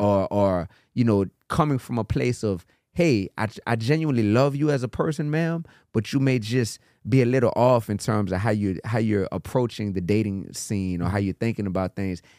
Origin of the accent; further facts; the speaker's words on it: New Orleans, Louisiana, United States; I grew up in New Orleans